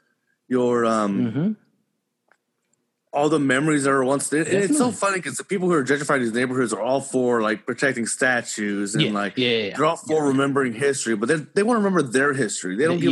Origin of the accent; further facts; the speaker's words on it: Houston, Texas, United States; also born or lived in Humble, Texas; And I actually grew up in Houston. I grew up in Denver Harbor.